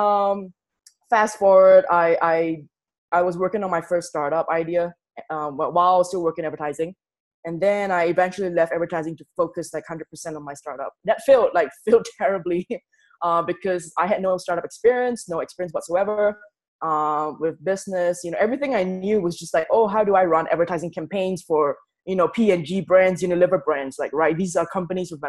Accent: Singapore; moved away as an adult; I'm from Singapore

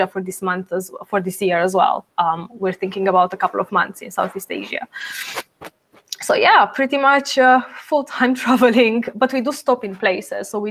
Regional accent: Bucharest, Romania; moved away as an adult; also born or lived in England; I am Romanian born. So I'm originally from Bucharest, Romania, but I moved to England when I was 18.

